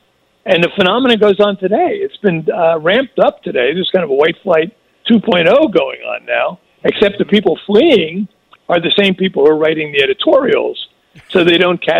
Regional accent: New Jersey, United States; accent: New Jersey; And I did the audio myself and with my New Jersey accent, so it's authentic.

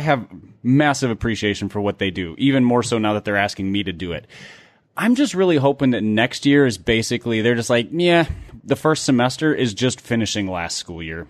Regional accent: Midwest, United States; growing up in the Midwest

